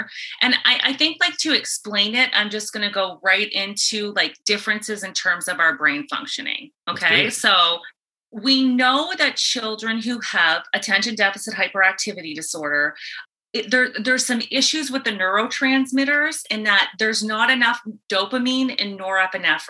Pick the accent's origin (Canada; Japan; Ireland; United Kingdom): Canada; East Coast of Canada; moved away as an adult; also born or lived in Ontario; now in Tampa, United States; I'm from the East Coast of Canada